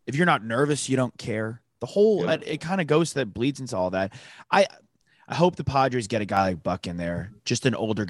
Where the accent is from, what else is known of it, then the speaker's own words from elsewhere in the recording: Northeast, United States; moved away as an adult; also born or lived in Texas; I'm from the Northeast